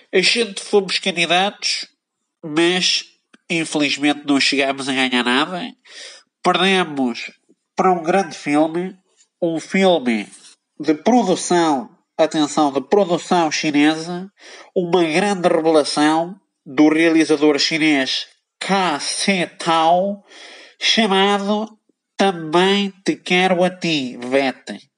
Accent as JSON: {"language": "Portuguese", "region": "Aveiro District", "country": "Portugal", "said": "Ora bem, eu sou da zona de Aveiro, mas radiquei-me na cidade em si porque acho que Aveiro tem um potencial pornográfico gigante."}